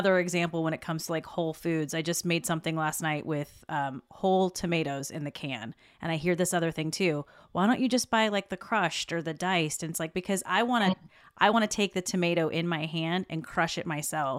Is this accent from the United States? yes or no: yes; the South, United States; And I grew up in the South. My grandmother was a farmer, essentially